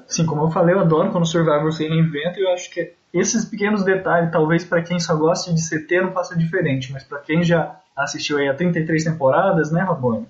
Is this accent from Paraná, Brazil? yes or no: yes; interior of Paraná, Brazil; eu sou do interior do Paraná